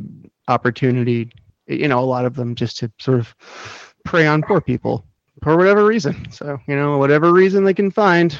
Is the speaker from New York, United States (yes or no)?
yes; New York, United States; As a New Yorker